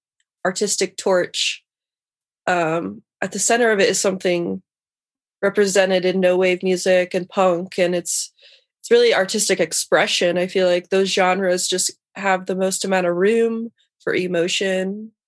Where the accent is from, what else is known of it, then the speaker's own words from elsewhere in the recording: Lafayette, Indiana, United States; moved away as an adult; now in Chicago, United States; I grew up in Lafayette, Indiana. So Chicago's about 3 hours away from my hometown.